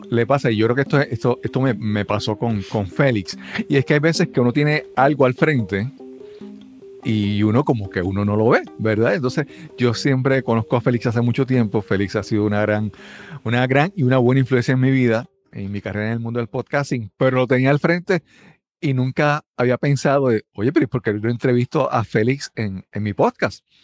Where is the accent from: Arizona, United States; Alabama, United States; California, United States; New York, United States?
Alabama, United States; Montgomery; soy de Montgomery, Alabama, la capital de los sueños.